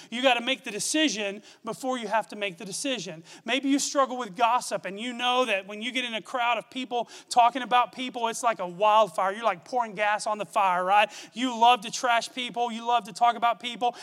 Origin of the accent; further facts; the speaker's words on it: Gorman, Texas, United States; I grew up in Gorman, Texas, about 30 miles from here.